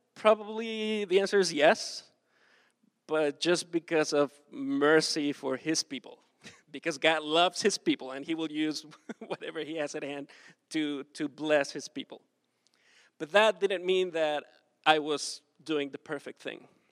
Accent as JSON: {"language": "English", "town": "Acapulco", "region": "Guerrero", "country": "Mexico", "tie": "born or raised there", "moved": "as an adult", "said": "I am from Mexico. I grew up in South Mexico, Acapulco, that is like super hot."}